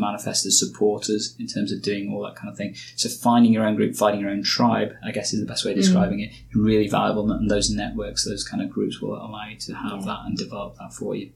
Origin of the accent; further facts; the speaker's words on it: Nottingham, East Midlands, United Kingdom; also born or lived in Yorkshire; I moved from Yorkshire back to Nottingham, where I was born and bred. I'd lived in Nottingham for most of my life